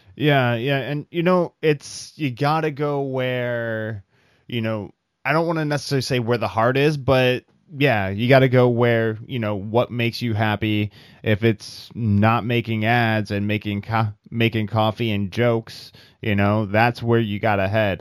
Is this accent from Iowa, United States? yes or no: yes; Iowa, United States; moved away; from the Midwest, from Iowa.